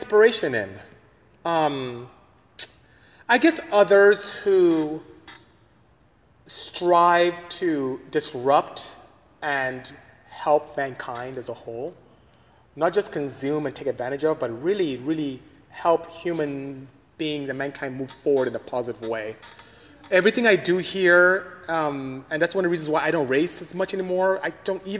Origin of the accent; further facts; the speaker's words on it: Nigeria; moved away; I am from Nigeria, West Africa. That's where I came from